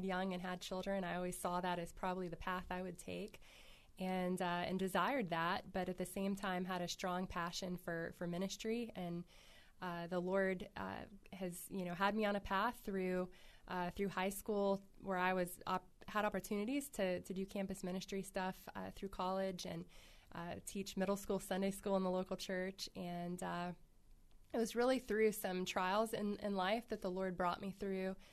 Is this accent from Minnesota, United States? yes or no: no; North Carolina, United States; also born or lived in Salisbury, North Carolina / Northwest Arkansas; I grew up in mostly in around North Carolina. I was born in Salisbury